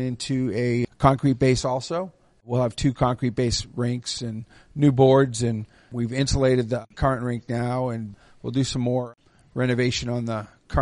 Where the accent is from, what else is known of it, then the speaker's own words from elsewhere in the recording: Boston, Massachusetts, United States; moved away as an adult; now in Dayton, United States; I'm from Boston. I moved here in 1988